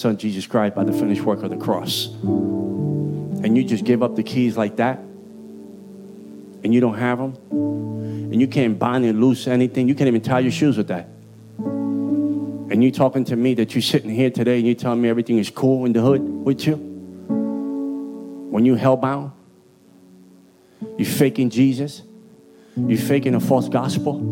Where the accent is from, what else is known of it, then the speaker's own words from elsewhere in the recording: Puerto Rico; accent: Puerto Rican; also born or lived in Bronx, New York; My Puerto Rican accent